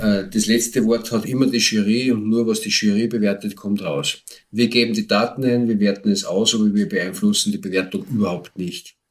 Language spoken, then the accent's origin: German; Austria; bei uns in Österreich